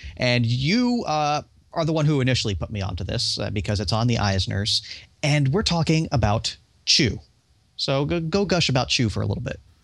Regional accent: United States; I'm American, I don't speak proper

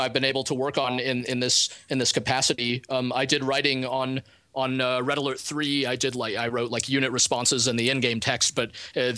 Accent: Moscow, Russia; moved away; I'm an immigrant. I come from Moscow

